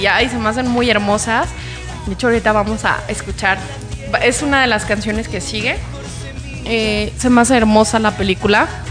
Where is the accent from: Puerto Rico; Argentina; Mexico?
Mexico; also born or lived in Guadalajara, Jalisco; nos distinguen como mexicanos